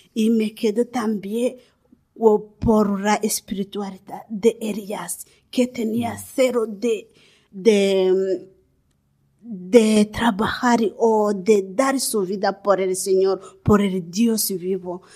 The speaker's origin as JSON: {"language": "Spanish", "country": "Rwanda", "tie": "born or raised there", "also_born_or_lived": "Democratic Republic of the Congo", "second_language": "Spanish", "moved": "as an adult", "lives_now": "Spain"}